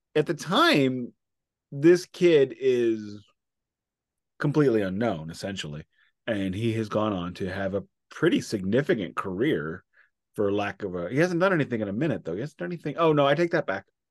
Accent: United States; I am an American

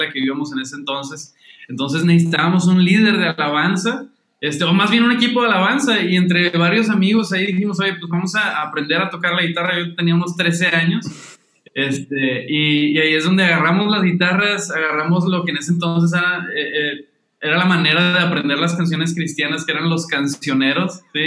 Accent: Monterrey, Nuevo León, Mexico; yo soy de Monterrey, México, este, aquí nací, crecí y he vivido la mayoría de mi vida

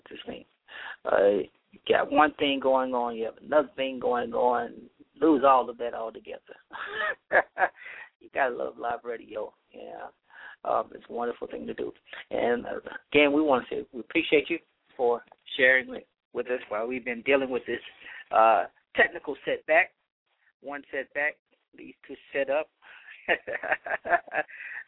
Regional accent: Louisiana, United States; Louisiana, my home state

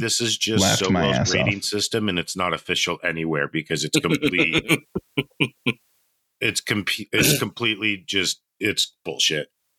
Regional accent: New York City, New York, United States; I'm from the Bronx, bro.

